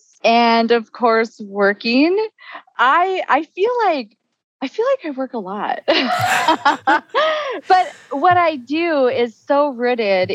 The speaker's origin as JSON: {"language": "English", "area": "Bois Forte Nation", "region": "northern Minnesota", "country": "United States", "also_born_or_lived": "Duluth, Minnesota", "said": "I am from the Boys Fort Nation in northern Minnesota"}